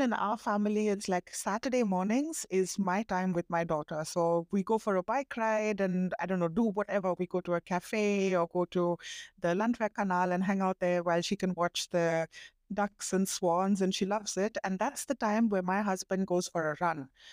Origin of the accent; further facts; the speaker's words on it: India; my husband is German, I'm Indian, and we've grown up, we've been raised very differently